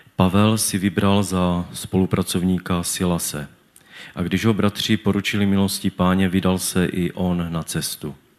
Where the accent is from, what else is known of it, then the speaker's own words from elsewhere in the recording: Czechia; also born or lived in Havířov; jsem z Tědlicka